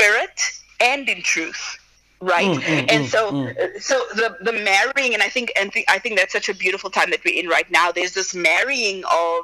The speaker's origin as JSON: {"language": "English", "country": "South Africa", "tie": "born or raised there", "also_born_or_lived": "United States", "moved": "as an adult", "said": "I was born and raised in South Africa with my family"}